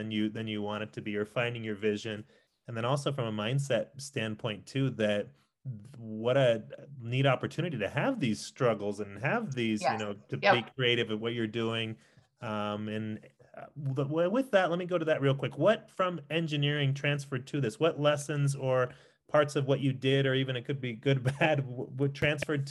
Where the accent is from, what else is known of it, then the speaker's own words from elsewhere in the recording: San Diego, California, United States; now in Denver, United States; I was born in Denver, but I grew up in San Diego.